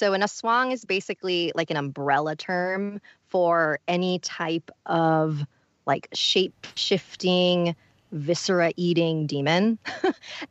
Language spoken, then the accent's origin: English; Philippines; I'm Filipino